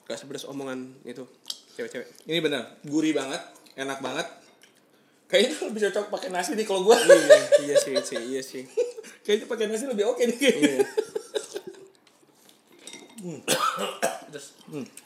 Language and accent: Indonesian; West Java, Indonesia; Iya kalau gue sih orang Sunda